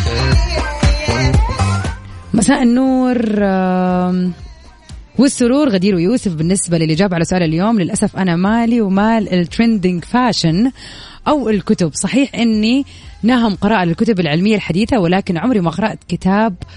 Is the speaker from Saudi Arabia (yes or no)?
yes; Jeddah, Makkah Province, Saudi Arabia; عندنا في جدة